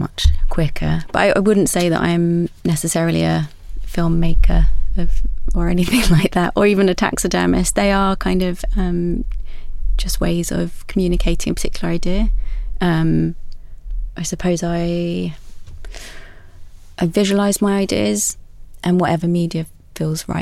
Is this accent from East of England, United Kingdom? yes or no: yes; Essex, East of England, United Kingdom; I grew up in Essex by the sea